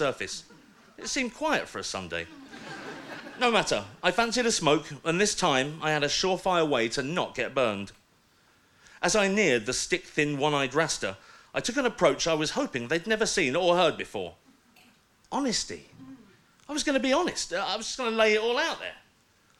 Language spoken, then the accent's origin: English; London, United Kingdom; also born or lived in Kentish Town; I'm from London, born and bred